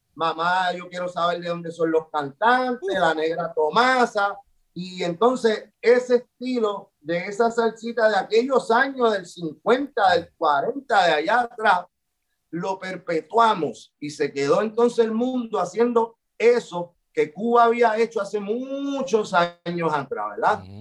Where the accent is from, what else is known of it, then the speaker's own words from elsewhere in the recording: Puerto Rico; por lo que somos como puertorriqueños y como latinos